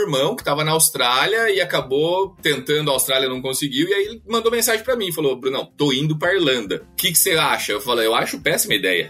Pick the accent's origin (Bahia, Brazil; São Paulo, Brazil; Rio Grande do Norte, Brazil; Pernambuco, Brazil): São Paulo, Brazil; Araras; first language Portuguese; moved away as an adult; also born or lived in Ireland; now in Ghent, Belgium; eu morava morava em frente à casa do primo dele